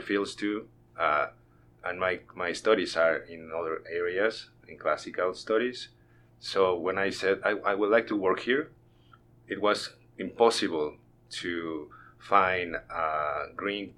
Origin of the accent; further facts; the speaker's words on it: Mexico City, Mexico; English is a second language; moved away as an adult; now in Northwest Arkansas, United States; I grew up in Mexico City